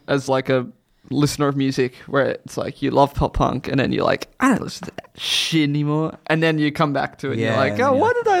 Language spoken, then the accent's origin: English; Australia; We're a cursed country.